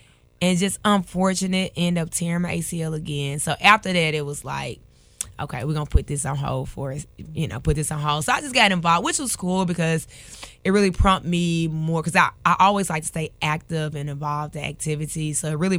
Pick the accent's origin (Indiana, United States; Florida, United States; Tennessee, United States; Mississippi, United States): Tennessee, United States; Memphis; Oh, so Raleigh, Egypt.